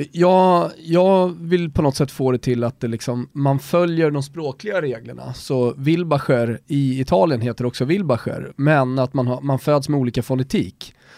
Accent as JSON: {"language": "Swedish", "country": "Sweden", "also_born_or_lived": "Austria", "said": "jag är svensk österrikare"}